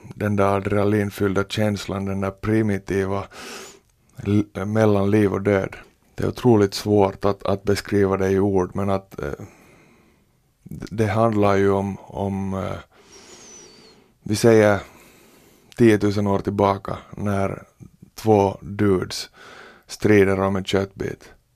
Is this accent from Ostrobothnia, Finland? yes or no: no; Porvoo, Uusimaa, Finland; born or raised there